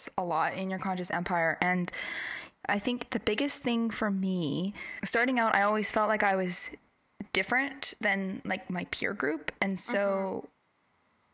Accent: the North Shore, British Columbia, Canada; we grew up in the North Shore

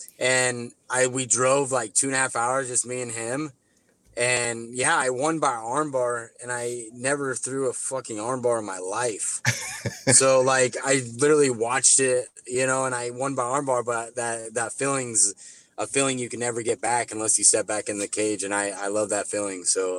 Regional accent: Midwest, United States; cause growing up in the Midwest circuit, like, Kansas City is only 2.5 hours from us.

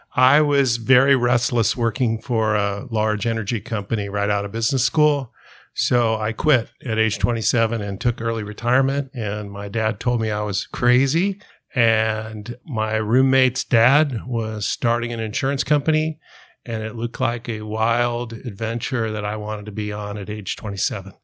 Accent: Southern California, United States; We grew up in Southern California

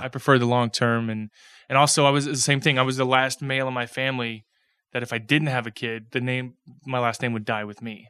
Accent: Pasadena, Texas, United States; I grew up in Pasadena

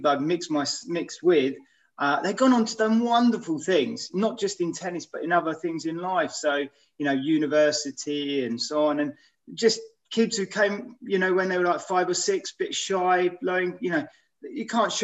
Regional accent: Aylesbury, South East England, United Kingdom; I grew up in Aylesbury

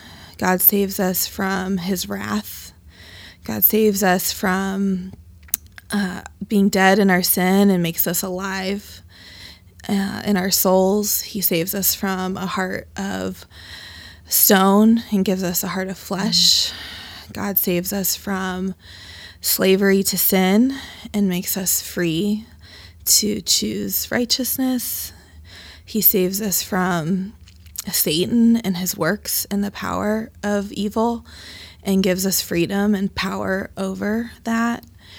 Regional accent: Dayton, Ohio, United States; I was brought to Dayton through my mother. I've been born and raised in Dayton, and I have not gone far. I went to the University of Dayton and Wright State University, and I currently live on the west side of Dayton in Dayton View Triangle.

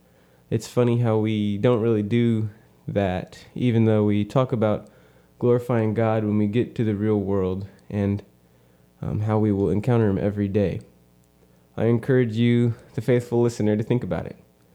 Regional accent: Ashland, Missouri, United States; I was from Ashland, Missouri for a little bit, but my parents recently moved to Texas, so I am either from Kirksville or a wanderer.

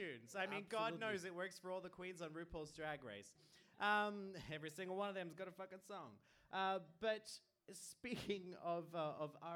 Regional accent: Australia; now in Iceland; I'm Australian

